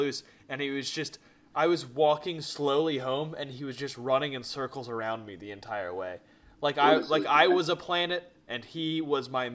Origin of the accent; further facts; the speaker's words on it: Frederick, Maryland, United States; moved away; my hometown of Frederick